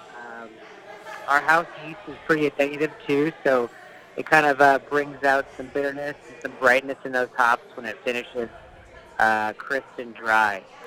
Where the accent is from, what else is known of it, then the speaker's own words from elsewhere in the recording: New England, United States; moved away; also born or lived in Connecticut / Massachusetts / Seattle area; I'm from back east, so I was raised in New England, Connecticut, and Mass uh, mostly